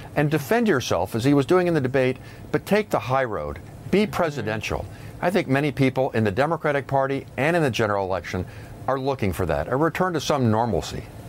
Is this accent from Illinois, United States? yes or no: no; Indiana, United States; my home state